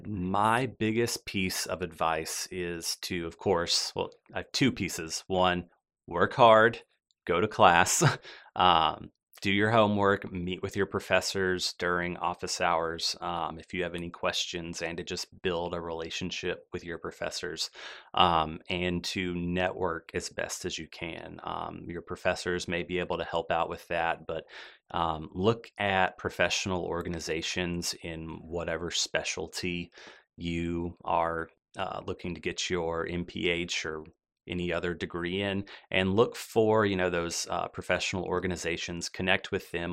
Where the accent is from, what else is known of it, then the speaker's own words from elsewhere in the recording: Birmingham, Alabama, United States; also born or lived in Meridian, Mississippi; I grew up here in the Birmingham area